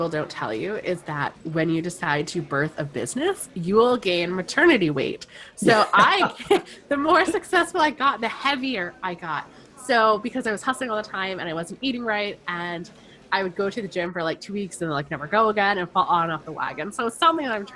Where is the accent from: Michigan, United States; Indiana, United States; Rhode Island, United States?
Rhode Island, United States; I am from Rhode Island, which is a small state in the U.S.